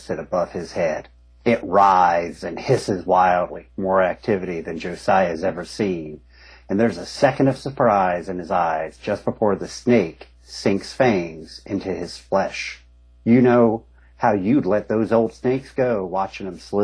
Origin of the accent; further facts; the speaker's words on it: United States; I come from, I grew up in Eastern Kentucky, Southern West Virginia